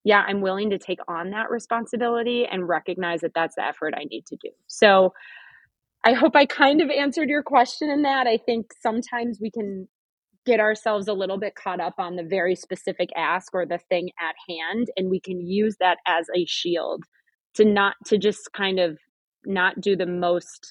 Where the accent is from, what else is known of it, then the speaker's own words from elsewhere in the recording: Midwest, United States; I grew up in the Midwest